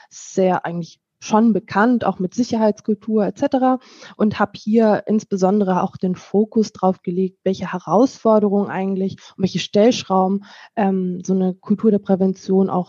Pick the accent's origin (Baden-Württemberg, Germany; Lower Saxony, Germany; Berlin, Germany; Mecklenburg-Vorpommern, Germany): Lower Saxony, Germany; now in North Rhine-Westphalia, Germany; Und ich komme aus Niedersachsen, bin für die Arbeit nach äh, ins schöne NRW hierher gezogen